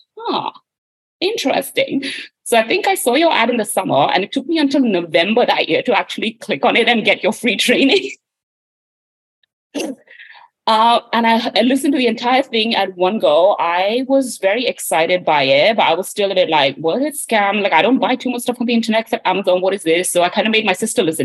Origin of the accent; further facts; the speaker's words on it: India; moved away as an adult; now in London, United Kingdom; I was born and raised in India